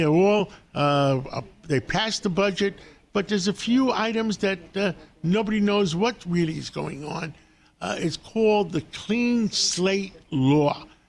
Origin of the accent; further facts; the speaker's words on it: New York City, New York, United States; I'm a New Yorker all my life